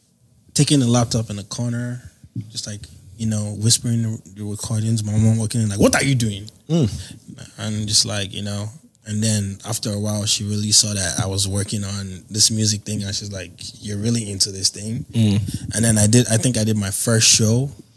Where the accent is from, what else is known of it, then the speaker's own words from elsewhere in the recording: Lagos, Nigeria; Assembled in America, but built in Lagos State.